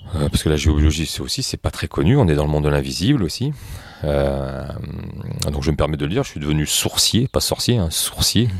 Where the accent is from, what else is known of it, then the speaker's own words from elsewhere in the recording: France; moi je suis français